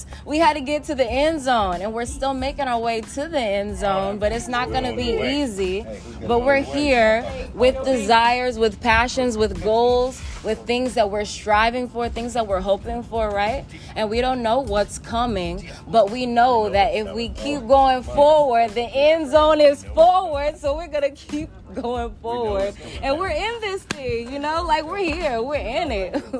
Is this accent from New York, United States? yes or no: no; Denver, Colorado, United States; I'm from Denver, Colorado. So I grew up in the mountains, in the trees, in the woods, hiking, hunting